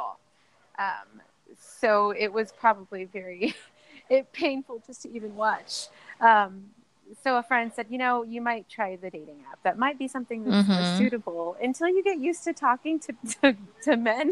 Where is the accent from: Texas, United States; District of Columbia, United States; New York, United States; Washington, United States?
Texas, United States; San Antonio; moved away as an adult; now in Austin, United States; I'm from San Antonio, and I've been coming up to Austin almost mm-hmm. all of my life